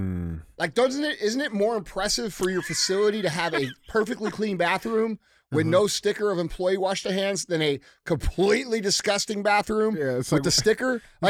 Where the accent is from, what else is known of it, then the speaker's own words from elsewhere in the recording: Missouri, United States; I'm from Missouri.